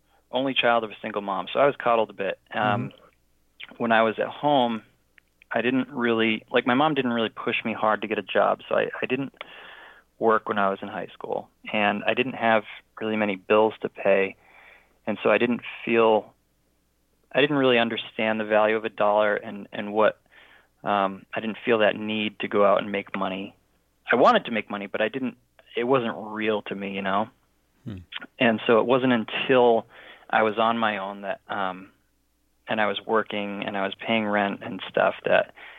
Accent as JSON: {"language": "English", "town": "North Attleboro", "region": "Massachusetts", "country": "United States", "said": "I'm from North Attleboro, Massachusetts"}